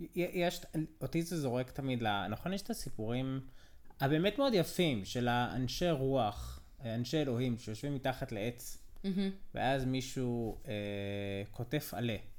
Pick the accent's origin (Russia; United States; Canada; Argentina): United States; now in Israel; אני אמריקאי